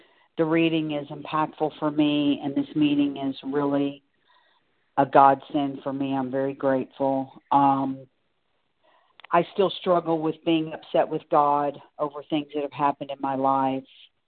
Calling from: Singer Island, Florida, United States; I'm calling from Singer Island, Florida.

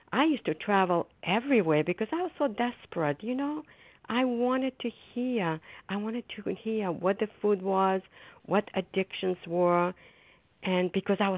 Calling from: Foxborough, Massachusetts, United States; I'm a grateful recovering compulsive overeater, and I'm calling from Foxborough, Massachusetts.

